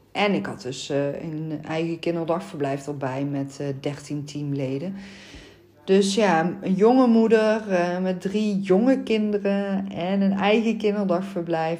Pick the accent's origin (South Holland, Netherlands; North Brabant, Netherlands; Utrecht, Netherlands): North Brabant, Netherlands; accent: Brabantse tongval; hoor je mijn Brabantse tongval